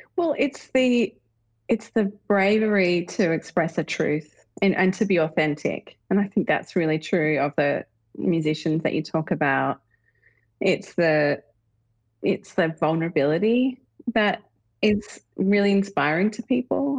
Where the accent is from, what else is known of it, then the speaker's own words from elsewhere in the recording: Australia; now in United States; as an Australian